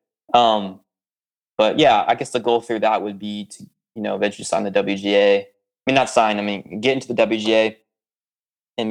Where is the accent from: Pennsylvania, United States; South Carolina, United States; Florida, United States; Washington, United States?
Florida, United States; Tampa; I'm from Tampa